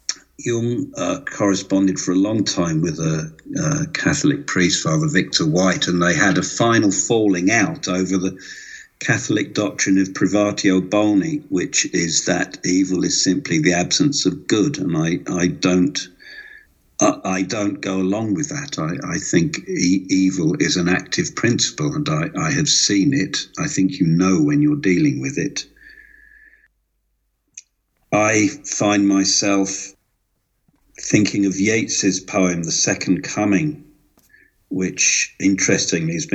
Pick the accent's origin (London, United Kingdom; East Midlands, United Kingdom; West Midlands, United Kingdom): London, United Kingdom; moved away as an adult; now in Switzerland; I grew up in London